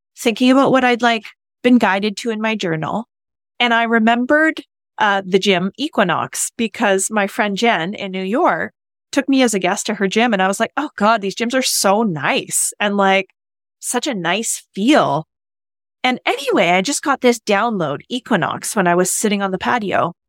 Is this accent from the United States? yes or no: no; Canada; moved away as an adult; I'm new here. I'm from Canada